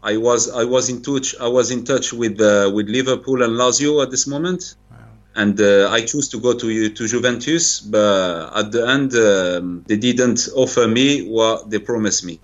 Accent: Paris, Île-de-France, France; English is a second language; moved away as an adult; now in Algiers, Algeria; I was born in Paris

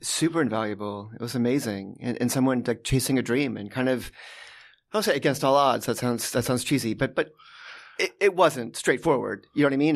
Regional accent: Los Angeles, California, United States; also born or lived in New Haven, Connecticut; then we moved out to, um, to L

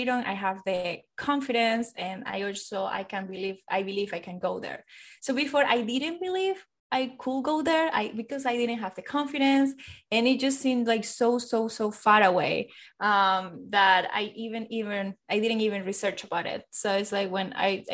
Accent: Venezuela; moved away; I am from South America. I am from Venezuela.

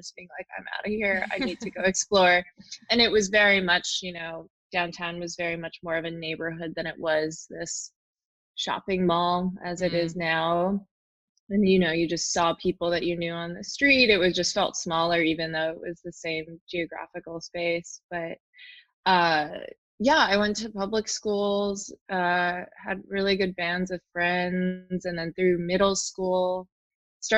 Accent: New York City, New York, United States; I grew up in New York City in Lower Manhattan

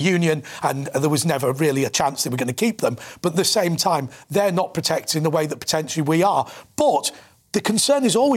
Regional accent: Manchester, North West England, United Kingdom; I'm from Manchester

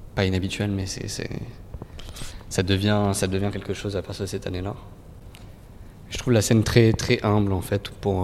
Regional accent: Île-de-France, France; proches de là où je peins, de là où j'ai grandi

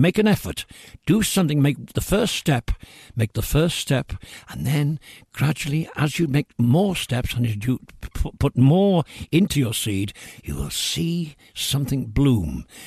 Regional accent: Liverpool, North West England, United Kingdom; it's my hometown, because it's my home city

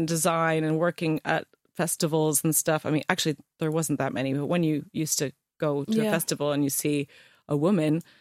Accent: Ontario, Canada; moved away as an adult; now in England; I'm Canadian.

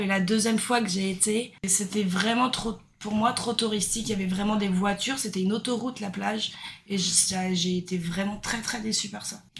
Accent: Brittany, France; moved away as an adult; now in Australia; je viens de Bretagne en France

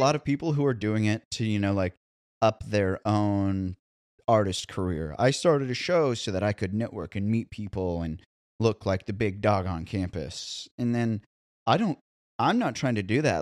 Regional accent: Columbia, Missouri, United States; now in Nashville, United States; my hometown in Columbia, Missouri

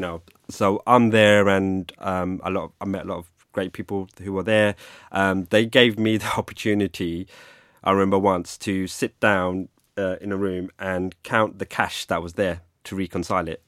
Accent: London, United Kingdom; also born or lived in Greenwich, London; I grew up in London. I'm a Londoner. Um, grew up in the eighties in Hackney

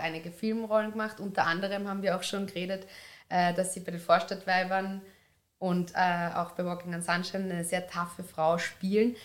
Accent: Upper Austria, Austria; now in Vienna, Austria; Ich bin aus Oberösterreich

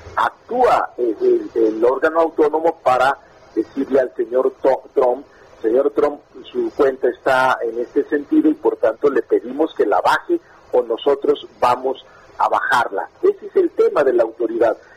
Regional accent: Zacatecas, Mexico; moved away as an adult; now in Mexico City, Mexico; yo realmente soy como una especie de chilango zacatecano

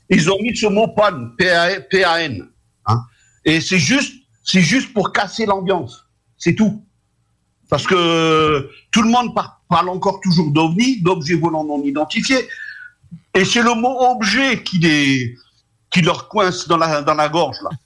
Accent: France; chez nous en France

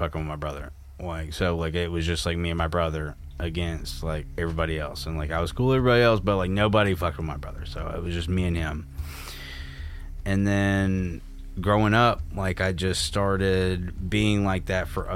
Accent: Atlanta, Georgia, United States; moved away; I'm from the South. Like, I get that. Like, dude, I'm from Atlanta.

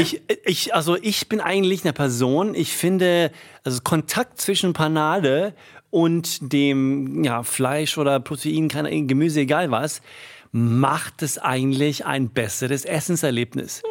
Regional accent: Sweden; moved away; ich als Schwede

